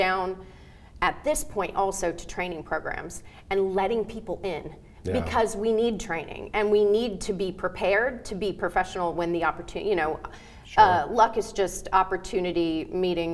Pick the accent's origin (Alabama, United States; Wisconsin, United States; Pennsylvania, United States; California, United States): Alabama, United States; moved away; I grew up in Alabama